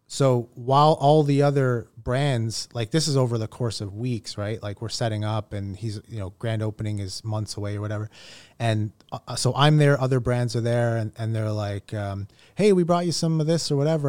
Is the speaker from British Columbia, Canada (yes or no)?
no; Toronto, Ontario, Canada; born and raised in Toronto